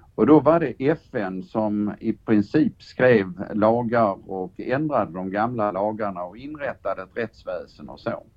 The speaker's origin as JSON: {"language": "Swedish", "country": "Sweden", "said": "jag är gammal chefsåklagare från Sverige"}